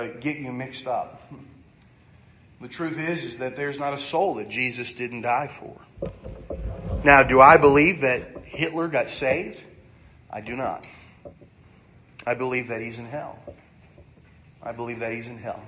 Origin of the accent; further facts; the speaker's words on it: United States; I'm an American